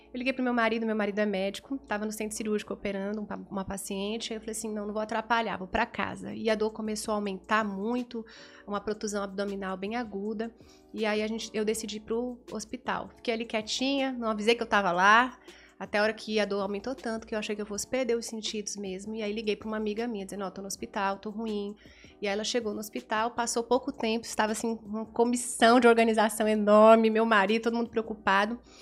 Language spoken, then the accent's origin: Portuguese; São Paulo, Brazil; moved away as an adult; now in Teresina, Brazil; ali em São Paulo, sou paulista, casei com um piauiense, moro em Teresina há 16 anos